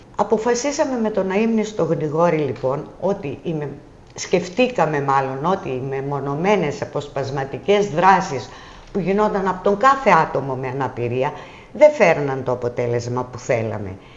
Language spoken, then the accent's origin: Greek; Soufli, Eastern Macedonia and Thrace, Greece; moved away as an adult; now in Tinos, Greece; η καταγωγή μου είναι από το Σουφλί Εύρου